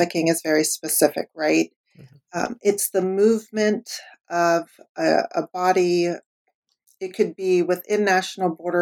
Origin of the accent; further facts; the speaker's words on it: the Bay Area, California, United States; I grew up in the Bay Area.